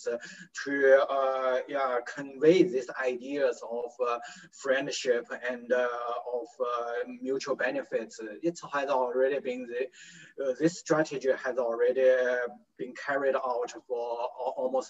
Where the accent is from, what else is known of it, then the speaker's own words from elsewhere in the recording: Shanghai, China; I grew up in Shanghai